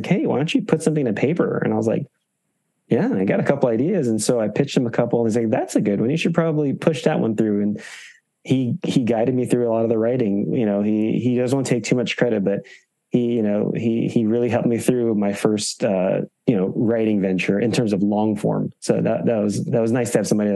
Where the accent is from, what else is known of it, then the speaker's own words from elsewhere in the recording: California, United States; also born or lived in Boston; I'm from California.